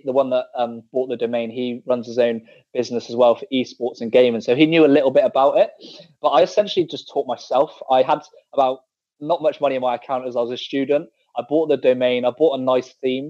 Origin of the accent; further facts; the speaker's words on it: Bristol, South West England, United Kingdom; moved away; I'm from Bristol originally, back in the UK. So that's like the West Country, for guys that don't know